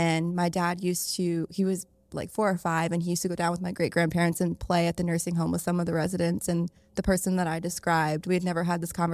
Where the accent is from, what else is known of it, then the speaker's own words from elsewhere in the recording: Pennsylvania, United States; I'm from Pennsylvania